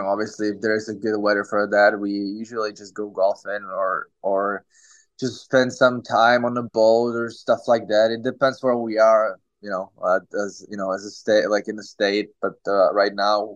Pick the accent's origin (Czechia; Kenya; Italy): Czechia; English is a second language; moved away; we're from Czech Republic.